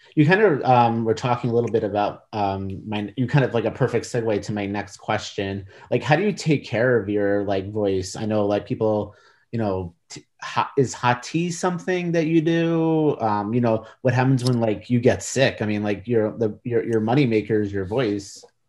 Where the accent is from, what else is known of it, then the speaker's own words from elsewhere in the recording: New York, United States; now in Washington, United States; I grew up in New York and I grew up, uh, rooting for the Mets.